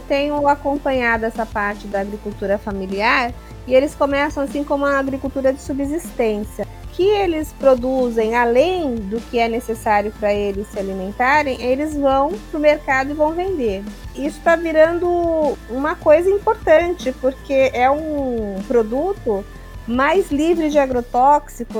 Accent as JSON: {"language": "Portuguese", "region": "São Paulo", "country": "Brazil", "said": "nós, como paulistas, a gente tem a sorte de estar assim, num estado que é o cadinho do Brasil"}